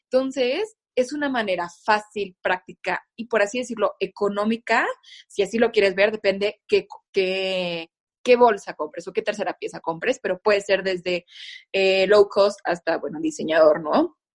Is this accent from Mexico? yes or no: yes; Mexico; al menos en México, en mi país, eh, como es, la Ciudad de México es muy fría y la gente se viste mucho de negro.